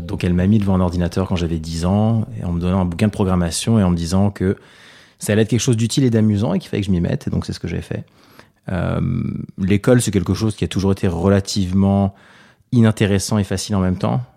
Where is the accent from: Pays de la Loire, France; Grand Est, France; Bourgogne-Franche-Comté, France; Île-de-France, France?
Île-de-France, France; Paris; Je suis né à Paris en 85, j'ai 33 ans aujourd'hui. Euh, mes parents sont d'origine libanaise, ils sont venus en France pendant la guerre